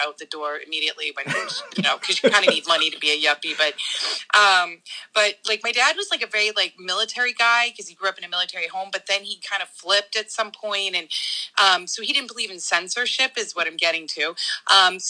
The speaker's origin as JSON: {"language": "English", "town": "Boston", "region": "Massachusetts", "country": "United States", "tie": "born or raised there", "said": "where I grew up in Dorchester"}